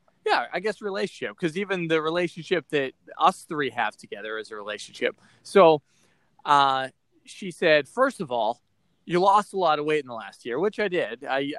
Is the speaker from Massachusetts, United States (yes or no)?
yes; Boston, Massachusetts, United States; accent: Boston; I had a really thick Boston accent, and I was listening to a piece of audio that, because I'm from Boston, and I got rid of some of it